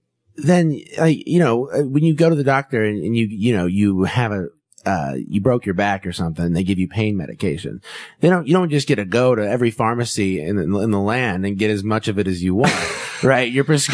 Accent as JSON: {"language": "English", "region": "Kansas", "country": "United States", "tie": "born or raised there", "lives_now": "California, United States", "said": "So, you know, I grew up in Kansas, a different culture than out here in California."}